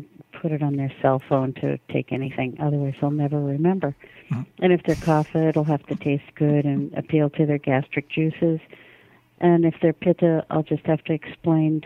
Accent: United States; I'm an American

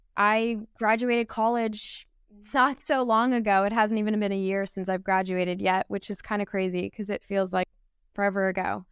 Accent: Pennsylvania, United States; me growing up in Pennsylvania

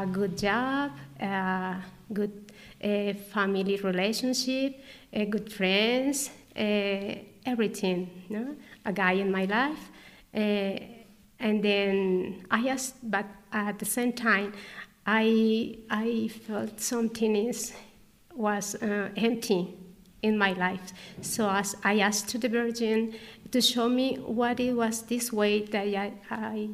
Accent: Guadalajara, Jalisco, Mexico; English is a second language; moved away as an adult; now in Agreda, Spain; I'm Mexican from Guadalajara City

